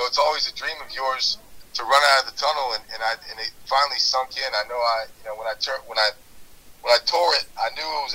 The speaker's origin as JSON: {"language": "English", "region": "Virginia", "country": "United States", "said": "I was from Virginia"}